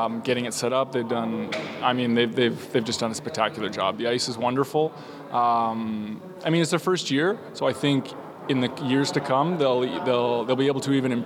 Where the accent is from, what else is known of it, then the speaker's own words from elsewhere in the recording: London, United Kingdom; also born or lived in Edmonton / Netherlands; now in Spain; Originally from London, I lived in Edmonton as well, and then I decided to move to the Netherlands for a few years. And after the Netherlands, I lived in Spain